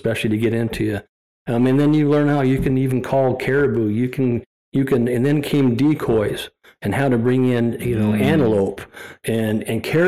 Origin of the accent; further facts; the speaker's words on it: United States; also born or lived in Byron, Wyoming / Montana; growing up on the Yellowstone River